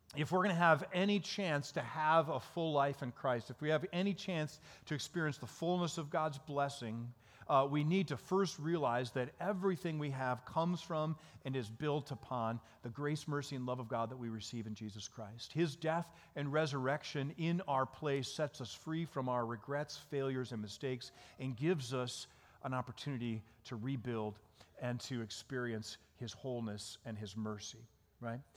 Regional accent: Dansville, Michigan, United States; moved away as an adult; now in Chicago, United States; we actually grew up in Michigan.

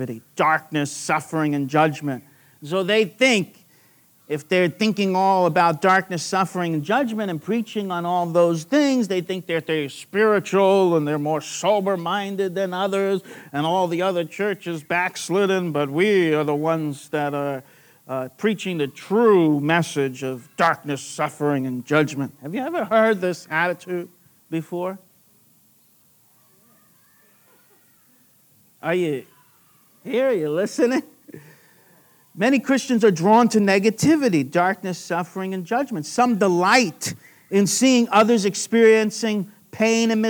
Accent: New York, United States; accent: New York; moved away as an adult; now in Australia; My New York accent came out without leaving off the G at the end there

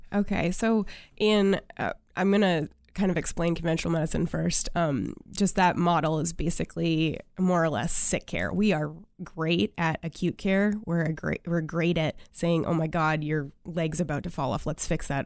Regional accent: China, Maine, United States; also born or lived in Waterville, Maine; I grew up in China, Maine. Yes, that is a, a, a town in Maine

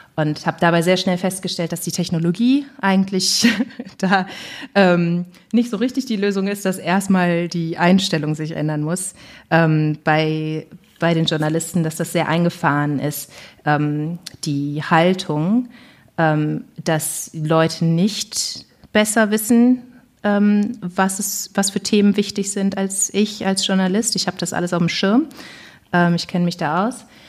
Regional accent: Duisburg, North Rhine-Westphalia, Germany; also born or lived in Bonn; in meiner Heimatstadt Duisburg-Rheinhausen

